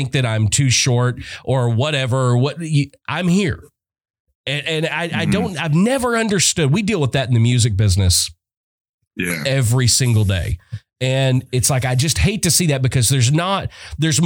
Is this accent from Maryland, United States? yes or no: no; Arkansas, United States; moved away; also born or lived in Yuma, Arizona; I'm originally from Arkansas